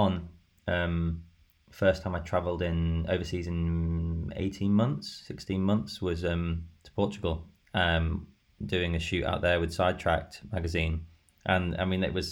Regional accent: Skegness, East Midlands, United Kingdom; also born or lived in Grimsby; I was born in Grimsby and I was brought up in Skegness.

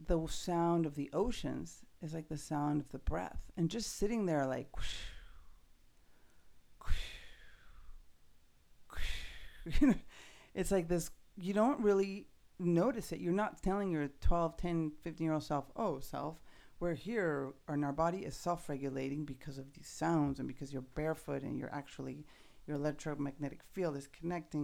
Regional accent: Mexico City, Mexico; I grew up in Mexico City

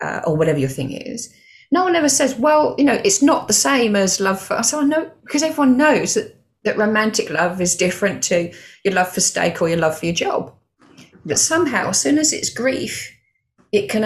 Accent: Stevenage, East of England, United Kingdom; moved away as an adult; also born or lived in Milton Keynes; I was still working for the bank at that point, came through. So I left Stevenage branch

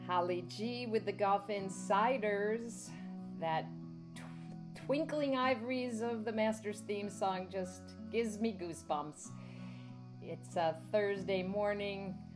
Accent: New York City, New York, United States; as a New Yorker

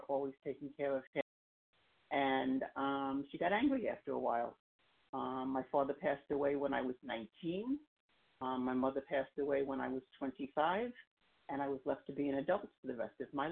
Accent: New York City, New York, United States; also born or lived in Long Island, New York; I come from Long Island, New York. I grew up in Queens, and I keep moving further east as I get older

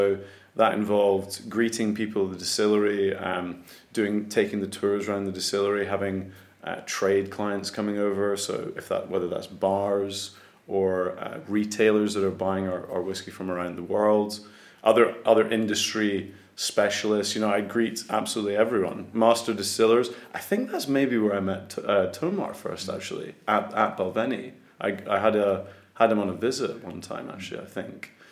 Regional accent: Scotland, United Kingdom; accent: Scottish; I was born in Scotland, yes. Yeah, so I'm 100% Scottish. My, my accent, as you can hear, is not, not very thick uh, Scottish

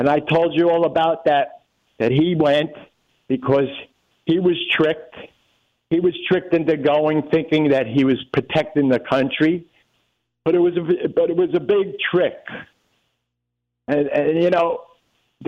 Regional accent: New York City, New York, United States; I grew up in Brooklyn

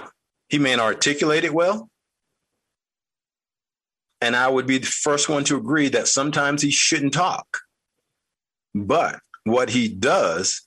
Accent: North Carolina, United States; I grew up in North Carolina.

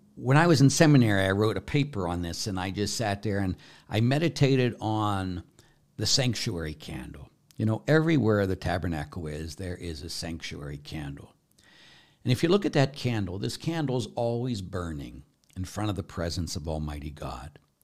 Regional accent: Pittsburgh, Pennsylvania, United States; I was brought up in the Catholic Church, and I went to a Catholic grade school, Saint Ambrose on the north side of Pittsburgh

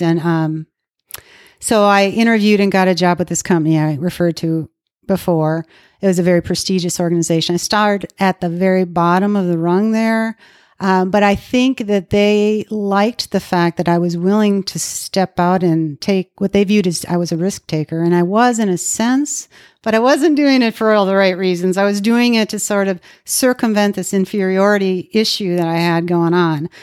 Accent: Minnesota, United States; moved away as an adult; now in Dallas, United States; I was raised in Minnesota

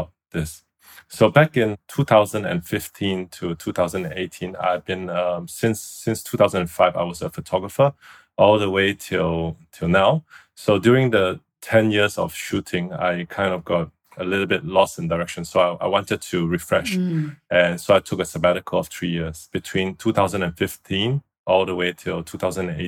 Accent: Singapore; moved away as an adult; now in Shanghai, China; I used to live in a village in Singapore.

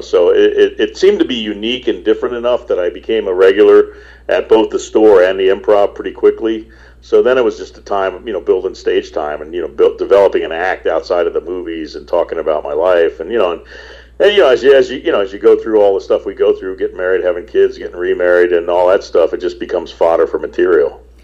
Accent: Florida, United States; also born or lived in Manhattan, New York / Los Angeles; I was born in Manhattan, but I grew up in Florida and uh, a little bit in L.A. and uh, mostly in Florida

